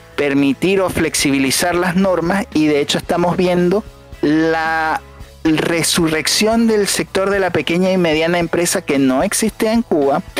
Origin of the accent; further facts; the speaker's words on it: Venezuela; moved away; nosotros los venezolanos